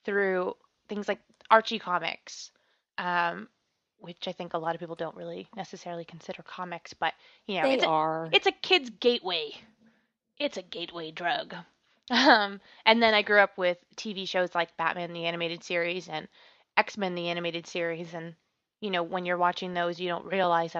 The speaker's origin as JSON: {"language": "English", "country": "Canada"}